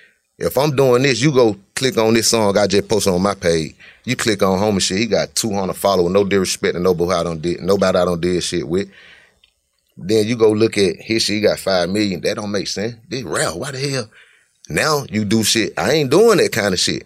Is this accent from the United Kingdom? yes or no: no; Cleveland, Ohio, United States; I'm from Cleveland, been from Cleveland.